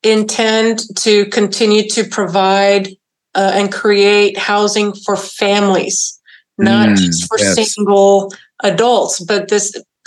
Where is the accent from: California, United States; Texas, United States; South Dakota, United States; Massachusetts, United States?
Texas, United States; the Valley; now in Austin, United States; as a daughter of migrant farm workers, you know, growing up in the Valley